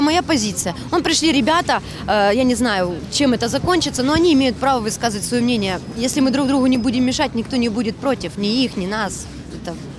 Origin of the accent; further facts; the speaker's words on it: Simferopol, Crimea, Ukraine; Я украинка, я этого не стеснялась никогда. Я уроженка Симферополя